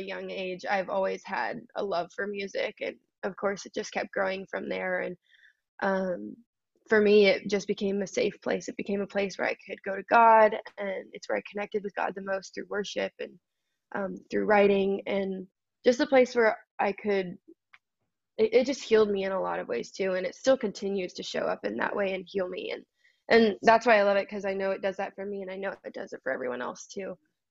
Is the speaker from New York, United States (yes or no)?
no; California, United States; I was born and raised in California